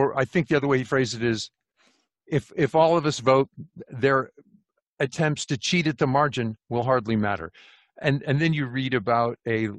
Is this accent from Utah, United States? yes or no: no; California, United States; I'm a refugee from California.